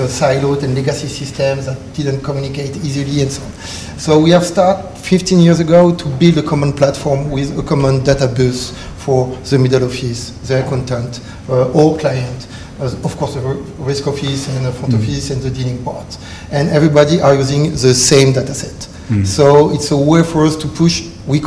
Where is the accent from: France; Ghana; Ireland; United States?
France; accent: French; English is a second language; With my French accent